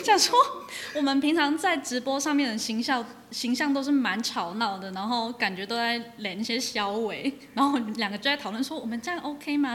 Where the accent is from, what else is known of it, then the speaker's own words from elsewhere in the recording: Taichung, Taiwan; moved away as an adult; also born or lived in Changguang (Taitung); now in Taitung, Taiwan; 我其实是在台中长大，因为我爸妈是常，常光的人，然后是他们年轻工作的时候就到台中定居这样子，所以我其实是在台中成长大概二十几年